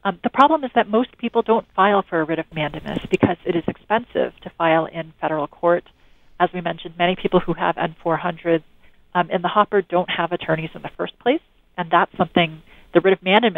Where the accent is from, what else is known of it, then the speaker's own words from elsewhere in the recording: California, United States; I mean, as I understand it, following the news from my hometown